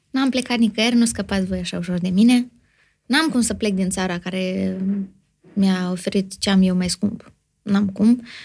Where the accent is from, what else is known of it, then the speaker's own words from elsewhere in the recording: Moldova; sunt moldoveancă